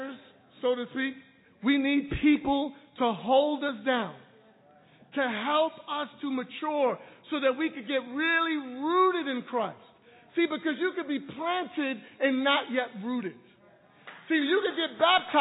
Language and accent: English; New York City, New York, United States; I was born and raised in Brooklyn